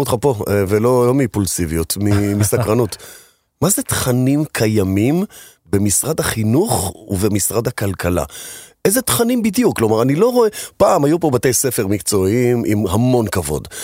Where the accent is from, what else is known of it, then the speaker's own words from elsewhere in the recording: Israel; כי כולנו גדלנו פה